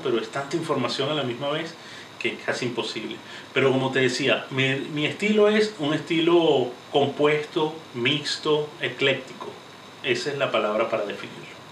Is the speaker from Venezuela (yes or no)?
yes; Venezuela; moved away as an adult; also born or lived in Caracas; now in United States; yo soy venezolano, actualmente residenciado en los Estados Unidos